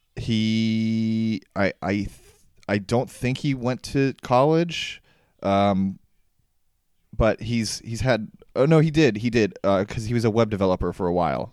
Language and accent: English; Ashburn, Virginia, United States; I grew up in Northern Virginia, um, in in Ashburn